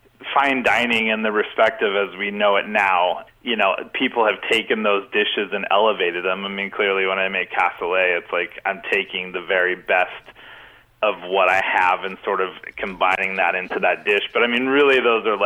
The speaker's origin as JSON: {"language": "English", "town": "Olympia", "region": "Washington", "country": "United States", "tie": "born or raised there", "said": "Olympia, born and raised."}